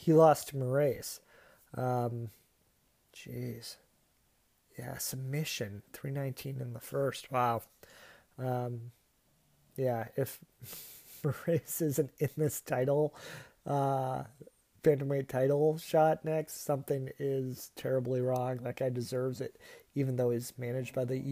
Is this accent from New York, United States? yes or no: no; Massachusetts, United States; my home state